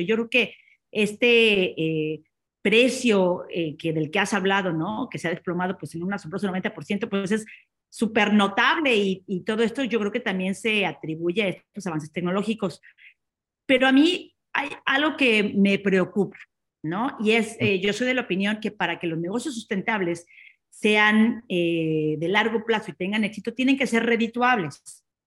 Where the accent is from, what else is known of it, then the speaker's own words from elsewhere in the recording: Mexico; now in Barcelona, Spain; desde Barcelona los saludo que soy una emprendedora mexicana